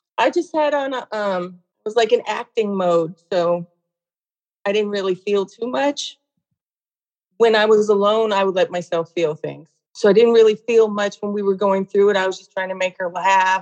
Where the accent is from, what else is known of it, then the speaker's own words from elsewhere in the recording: California, United States; moved away as an adult; also born or lived in Hawaii; I grew up in California.